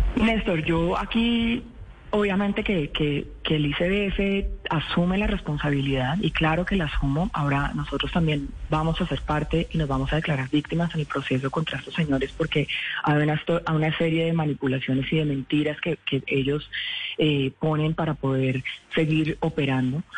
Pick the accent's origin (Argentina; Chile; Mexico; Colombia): Colombia; somos los colombianos y las colombianas